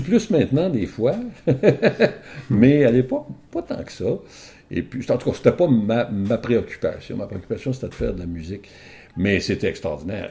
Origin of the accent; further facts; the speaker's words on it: Ottawa, Ontario, Canada; je suis un franco-ontarien. Ben oui. Je suis d'Ottawa.